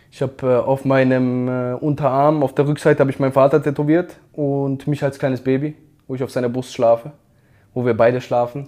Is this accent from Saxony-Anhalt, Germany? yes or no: no; Karlsruhe, Baden-Württemberg, Germany; Ich komme aus Karlsruhe. Ich habe dort auf der Fußball auf der Straße gelernt